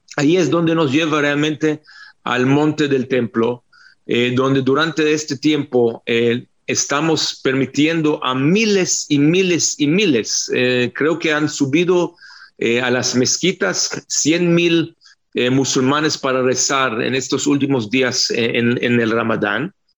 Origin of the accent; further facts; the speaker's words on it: Israel; israelíes no somos latinos